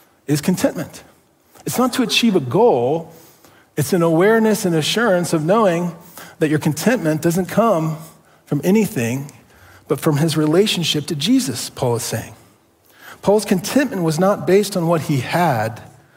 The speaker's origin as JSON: {"language": "English", "region": "Ohio", "country": "United States", "tie": "born or raised there", "also_born_or_lived": "Southern California", "moved": "as an adult", "said": "I grew up in Ohio, love Ohio"}